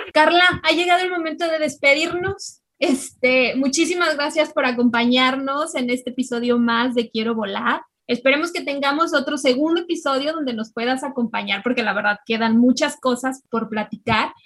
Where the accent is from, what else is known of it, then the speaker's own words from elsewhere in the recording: Mexico; las tres que estamos aquí somos mexicanas